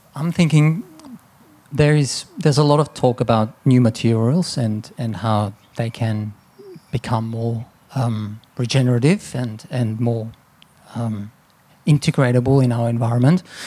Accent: Austria; now in Australia; growing up in Austria around castles and buildings that were sort of built for centuries and to last and coming to Australia

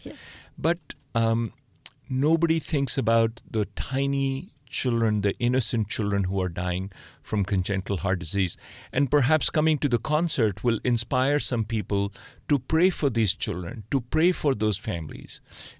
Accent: India; moved away as an adult; also born or lived in Oxford, United Kingdom / Boston, United States; now in Stanford, United States; I grew up in India.

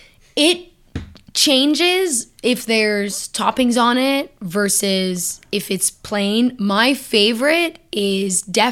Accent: Canada; Okay, so the answer is yes, but not because I'm Canadian.

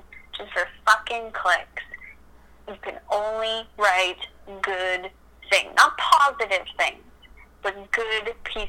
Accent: Canada; also born or lived in Saskatchewan / Alberta; I grew up in Saskatchewan and then, like, Podunk, Alberta.

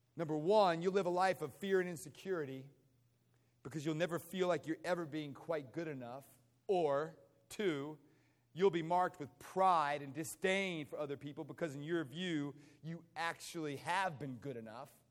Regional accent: United States; moved away; I grew up outside of Washington, D.C.

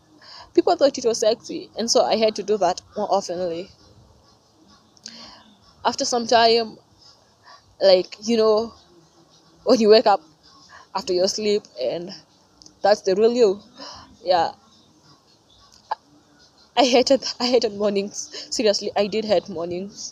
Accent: Kenya; I'm from Kenya

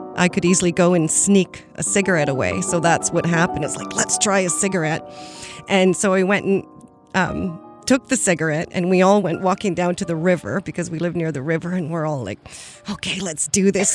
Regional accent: Cowichan Valley, British Columbia, Canada; I grew up in the Cowichan Valley. I'm actually, I was born in my grandmother's house in the Quamichan village, and I currently live about 100 meters from the exact spot I was born

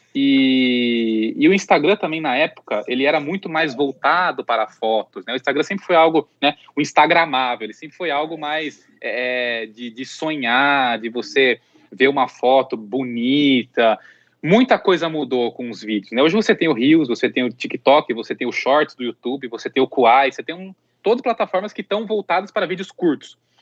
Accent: Artur Nogueira, São Paulo, Brazil; also born or lived in Campinas; eu sou de Campinas, então eu sou do interior, eu vivi boa parte da minha infância e adolescência mais no interior ainda, que é Artur Nogueira, que é uma cidade bem próxima de, de Campinas

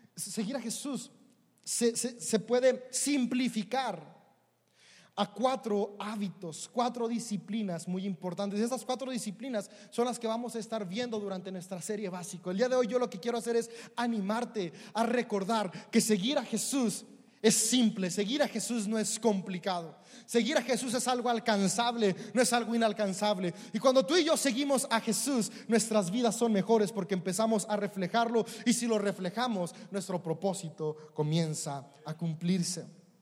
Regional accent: Mexico; Somos mexicanos

